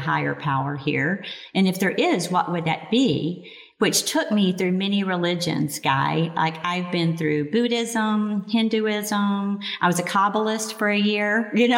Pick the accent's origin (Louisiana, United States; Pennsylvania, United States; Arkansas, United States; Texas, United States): Arkansas, United States; I grew up in Arkansas, an old country